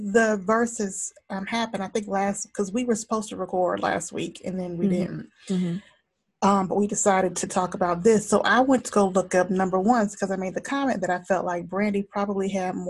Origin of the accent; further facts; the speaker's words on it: Georgia, United States; Like I tell my kids, I'm from Zone 6.